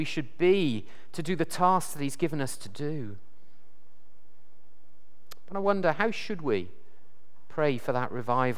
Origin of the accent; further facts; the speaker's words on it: South Wales, United Kingdom; I come from South Wales